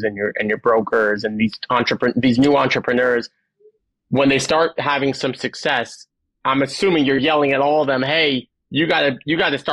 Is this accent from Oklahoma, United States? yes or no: no; Teaneck, New Jersey, United States; I grew up in Teaneck.